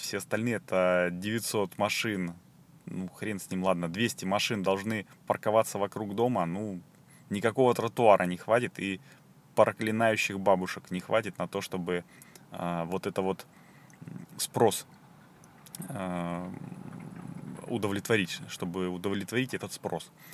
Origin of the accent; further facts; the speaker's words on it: Saint Petersburg, Russia; из Санкт-Петербурга